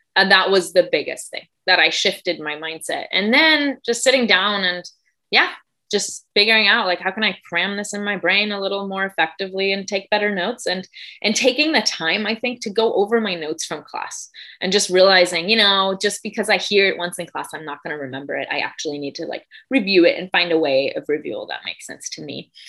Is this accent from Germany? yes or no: yes; Germany; moved away; I grew up in Germany. I'm from Germany, uh, born and raised